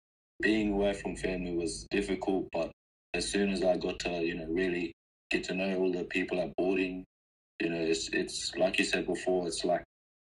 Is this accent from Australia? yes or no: yes; Derby, Western Australia, Australia; also born or lived in Darwin; I'm from Derby, WA. But I was actually born in Darwin. So my land in that, my family come from Derby. So I technically just claimed it as my home.